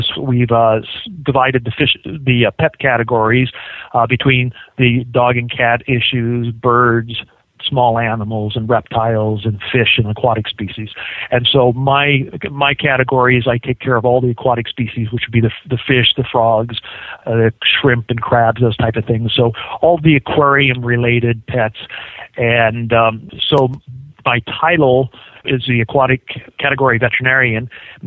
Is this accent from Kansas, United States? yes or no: yes; Kansas, United States; moved away as an adult; also born or lived in Las Vegas, Nevada; now in Phoenix, United States; I definitely wanted to get out of the snow from Kansas where I was originally